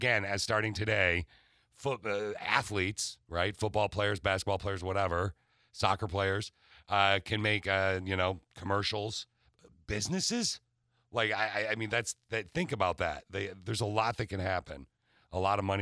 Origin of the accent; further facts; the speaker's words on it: East Lansing, Michigan, United States; I grew up in East Lansing.